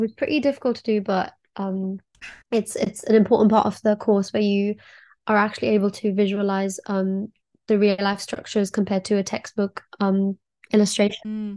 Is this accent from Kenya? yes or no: yes; Kenya; now in Oxford, United Kingdom; I'm also from Kenya